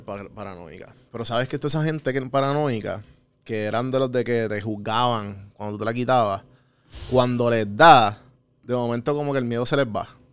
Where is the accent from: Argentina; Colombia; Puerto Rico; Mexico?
Puerto Rico